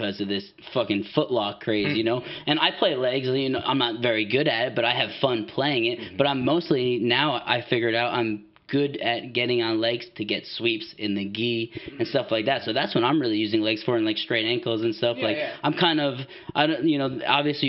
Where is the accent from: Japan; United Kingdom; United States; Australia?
United States; East Coast; now in Washington, United States; I'm from the East Coast